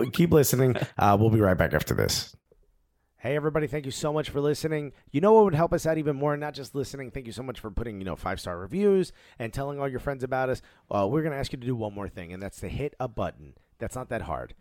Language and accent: English; Newark, New Jersey, United States; now in New York City, United States; I grew up in Newark, New Jersey